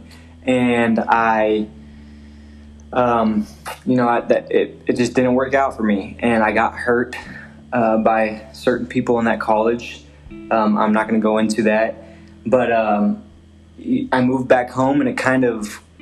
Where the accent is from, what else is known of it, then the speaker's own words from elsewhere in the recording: Salina, Kansas, United States; I grew up in Salina, Kansas